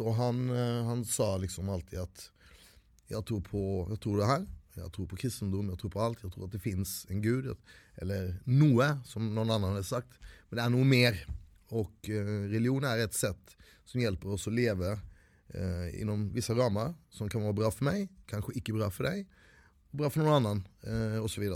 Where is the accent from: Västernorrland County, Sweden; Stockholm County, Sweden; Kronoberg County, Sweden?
Kronoberg County, Sweden; Växjö; also born or lived in India; vi, vi kom till en by som hette Växjö